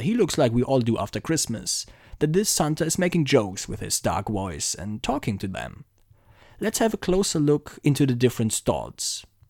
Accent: Frankfurt, Hesse, Germany; since Frankfurt is my hometown

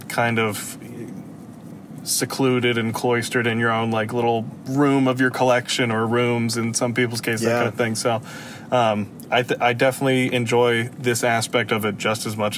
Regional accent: Pennsylvania, United States; I'm not from Georgia. I'm from Pennsylvania

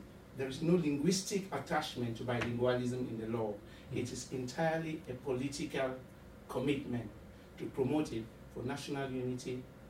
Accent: Cameroon; I come from Cameroon.

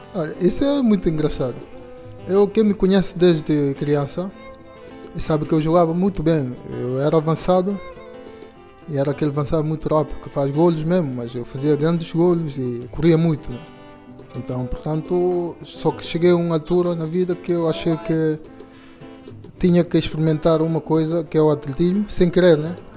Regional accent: Bambadinca, Bafatá, Guinea-Bissau; also born or lived in Bissau; now in Lisbon, Portugal; Nasci em Bissau, depois fui viver com meus avós lá na, na, em Bambarinca

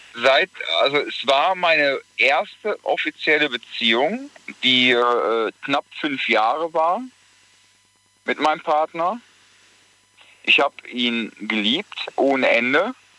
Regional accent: Gelsenkirchen, North Rhine-Westphalia, Germany; ich komme aus Gelsenkirchen

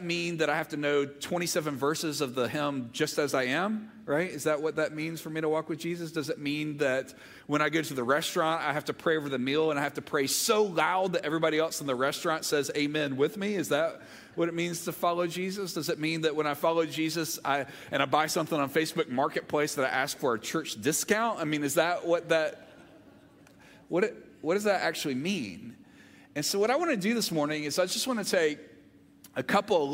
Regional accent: Olive Branch, Mississippi, United States; also born or lived in Montgomery, Alabama; now in Georgia, United States; I grew up in Olive Branch, Mississippi. My brother and I were both born in Montgomery, Alabama, and then when I was in fifth grade, we moved to Olive Branch

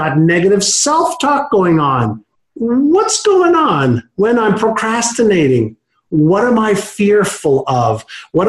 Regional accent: Montreal, Quebec, Canada; first language Hebrew; English is a second language; also born or lived in Israel; when I moved at 5 years old from Israel to Montreal, I spoke Hebrew

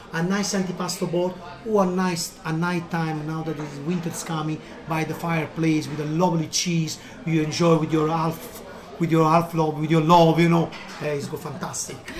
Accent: Naples, Campania, Italy; English is a second language; now in Limerick, Ireland; I'm from Napoli

